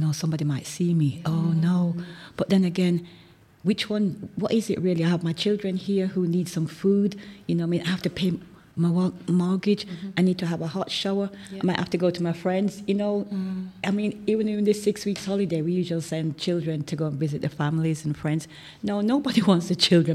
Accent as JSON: {"language": "English", "country": "Ethiopia", "moved": "yes", "lives_now": "Manchester, United Kingdom", "said": "I was from Ethiopia"}